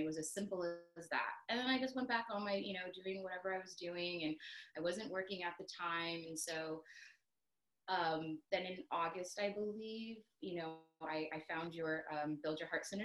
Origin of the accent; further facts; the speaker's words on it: Long Beach, California, United States; moved away as an adult; now in Georgia, United States; I'm originally from Southern California, Long Beach